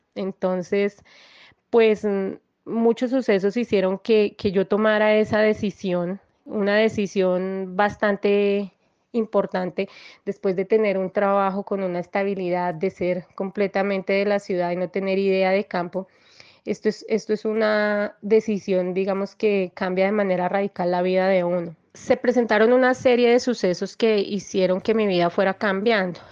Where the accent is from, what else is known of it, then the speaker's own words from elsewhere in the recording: Bogotá, Colombia; Yo nací en Bogotá.